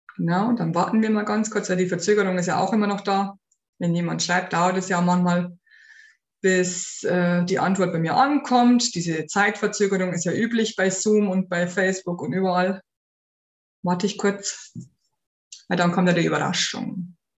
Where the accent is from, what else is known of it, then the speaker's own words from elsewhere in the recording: Bavaria, Germany; bei uns in Bayern